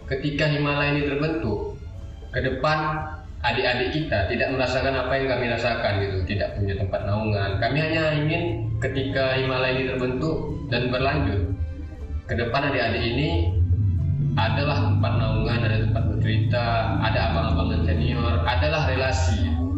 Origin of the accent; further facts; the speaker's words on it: Tanjung Pura, North Sumatra, Indonesia; also born or lived in Medan; asal saya Tanjung Pura